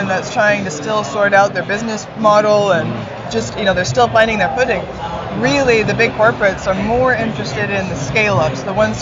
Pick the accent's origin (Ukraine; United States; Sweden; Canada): Canada; I'm Canadian